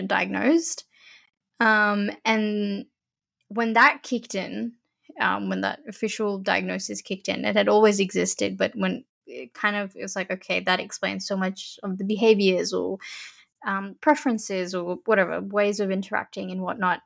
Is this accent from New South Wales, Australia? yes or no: yes; Sydney, New South Wales, Australia; growing up here is an interesting phenomenon for me